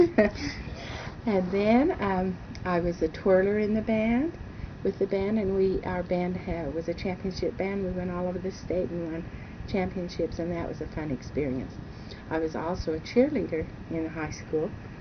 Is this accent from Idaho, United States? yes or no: yes; St. Anthony, Idaho, United States; also born or lived in Utah; now in River Heights, Utah, United States; I was born in St. Anthony, Idaho in the year 1923. And I was the only daughter, and I had one brother that was 6 years younger than I. We lived in a small town. St. Anthony was very small, and I grew up in that town